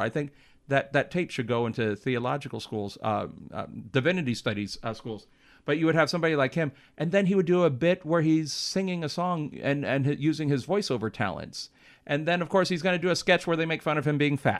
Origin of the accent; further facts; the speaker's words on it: Los Angeles, California, United States; also born or lived in Defiance, Ohio; I've lived in, uh, L A since I was seven. I lived in West Hollywood, in Hollywood, uh, since I was seven years old